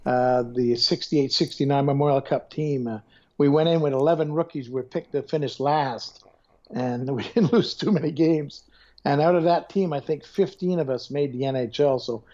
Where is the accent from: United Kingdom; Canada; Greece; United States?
Canada; Montreal, Quebec; moved away; I'm from Montreal